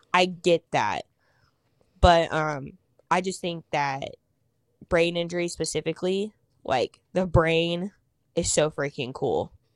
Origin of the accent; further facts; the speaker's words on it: Kansas, United States; moved away as an adult; also born or lived in Wichita; now in Indianapolis, United States; I live in Indianapolis, I'm from Kansas